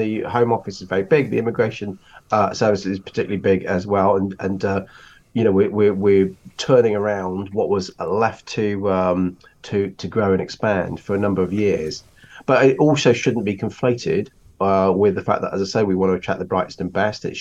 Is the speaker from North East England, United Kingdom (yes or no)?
no; Rugby, West Midlands, United Kingdom; moved away as an adult; now in London, United Kingdom; I was born in Rugby. I moved to London when I was 19, so I've had all my adult life here.